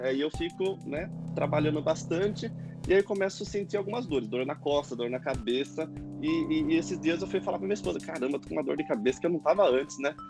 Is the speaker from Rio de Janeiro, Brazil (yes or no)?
no; Itu, São Paulo, Brazil; moved away as an adult; now in São Paulo, Brazil; eu sou de Itu, morei muito tempo em Itu e estou morando agora em São Paulo já faz um ano e pouquinho